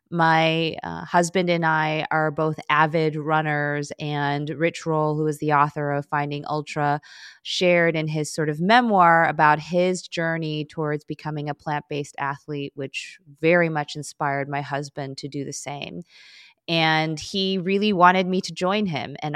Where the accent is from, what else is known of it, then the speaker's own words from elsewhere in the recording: Chicago, Illinois, United States; first language Korean; English is a second language; I'm in Chicago.